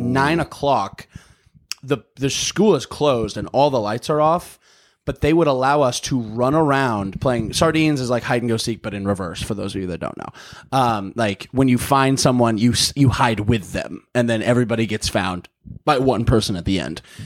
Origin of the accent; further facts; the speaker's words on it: Missouri, United States; now in North Hollywood, United States; I'm from Missouri.